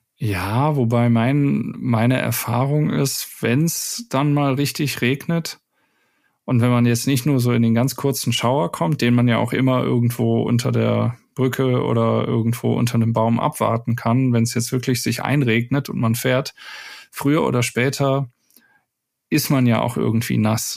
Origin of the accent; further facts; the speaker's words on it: Wuppertal, North Rhine-Westphalia, Germany; ich bin gebürtig aus Wuppertal